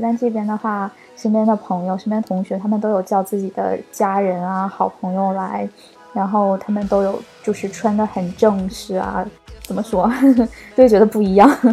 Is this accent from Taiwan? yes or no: no; China; moved away as an adult; now in Sweden; 因为我今年二十三岁嘛， 我觉得我之前的二十二年都是在中国度过的